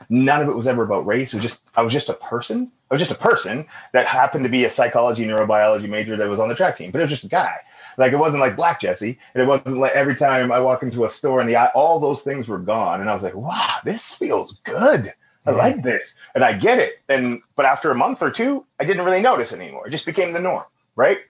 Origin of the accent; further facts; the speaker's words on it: Edmonton, Alberta, Canada; also born or lived in Amber Valley, Alberta; So home for me was Amber Valley, where my dad was born, now Edmonton.